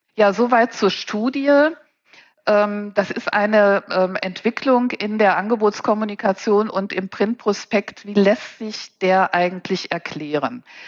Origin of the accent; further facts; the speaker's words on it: Paderborn, North Rhine-Westphalia, Germany; moved away as an adult; now in Cologne, Germany; ich bin Ostwestfälin mit Leib und Seele. Paderborn ist also meine Heimat